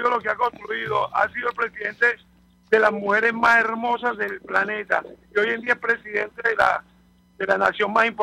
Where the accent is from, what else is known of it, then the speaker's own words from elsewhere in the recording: Venezuela; now in United States; yo como venezolano